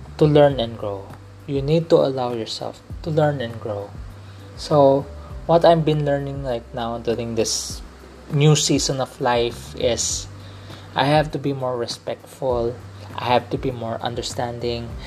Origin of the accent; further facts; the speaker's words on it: Philippines; I'm a Filipino